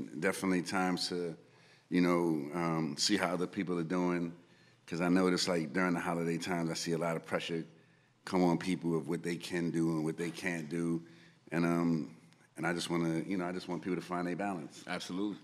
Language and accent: English; New York City, New York, United States; growing up in the Bronx